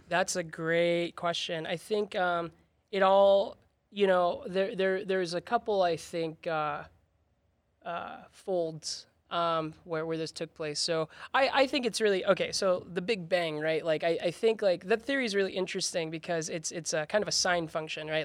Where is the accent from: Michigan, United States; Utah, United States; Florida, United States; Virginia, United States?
Utah, United States; House District 42; born or raised there; also born or lived in Texas